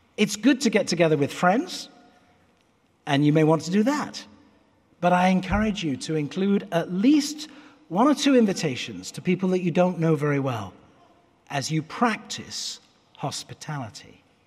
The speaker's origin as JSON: {"language": "English", "country": "United Kingdom", "tie": "born or raised there", "moved": "as an adult", "lives_now": "United States", "said": "I will always be British as well as American"}